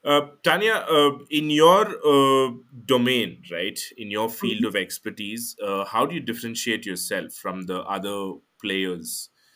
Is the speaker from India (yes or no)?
yes; India; as an Indian